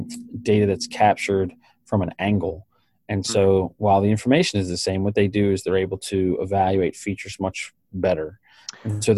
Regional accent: Baltimore, Maryland, United States; My hometown in full glory

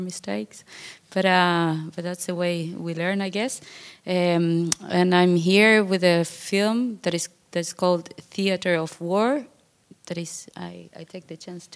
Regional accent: Argentina; I'm from Argentina

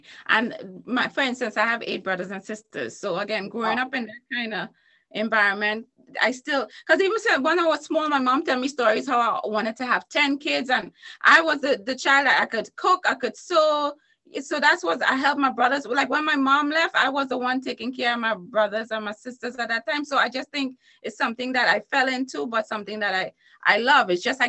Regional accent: Trinidad & Tobago; In Trinidad and Tobago.

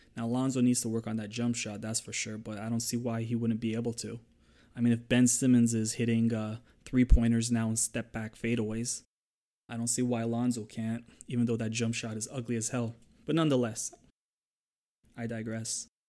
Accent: Toronto, Ontario, Canada; I'm from Toronto

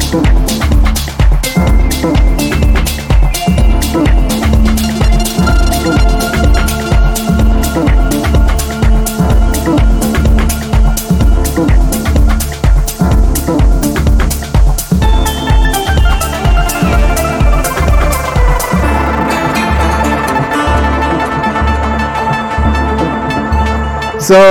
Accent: Baku, Azerbaijan; here in Baku, in my hometown

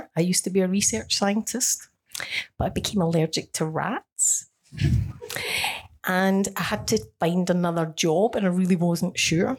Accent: Scotland, United Kingdom; now in Australia; I come from Scotland

